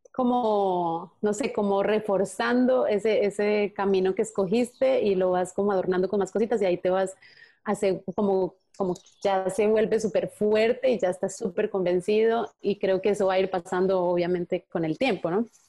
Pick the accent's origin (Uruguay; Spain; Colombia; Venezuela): Colombia; Andean region; desde chiquita yo decía, ay, yo por qué no hablo así como los costeños, me encantaba cómo hablan los costeños en Colombia